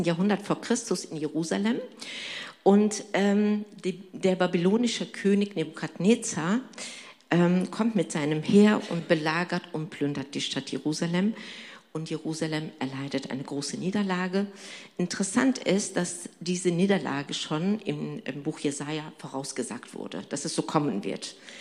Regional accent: Turkey; now in Germany; ich bin gebürtig Türkin und komme aus einem islamischen Hintergrund

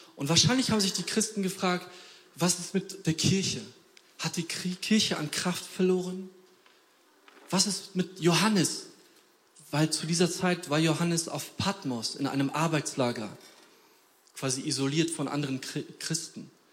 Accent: Poland; moved away; ich komme aus Polen

